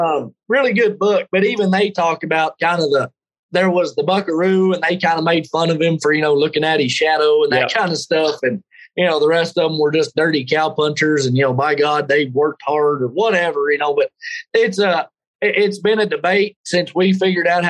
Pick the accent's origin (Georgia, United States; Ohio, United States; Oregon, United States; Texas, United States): Texas, United States; Texas Panhandle, United States; I grew up there in the Texas Panhandle